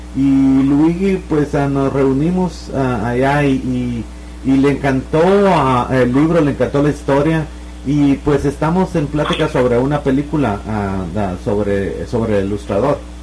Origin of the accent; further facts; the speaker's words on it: Morazán, El Progreso, Guatemala; moved away; En, Morazán, de, cerca de la aldea donde yo nací